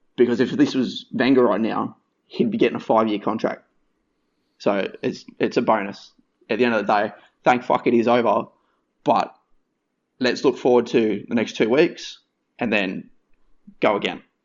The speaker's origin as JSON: {"language": "English", "region": "Western Australia", "country": "Australia", "tie": "born or raised there", "also_born_or_lived": "New South Wales / Brisbane", "moved": "yes", "said": "grew up in WA"}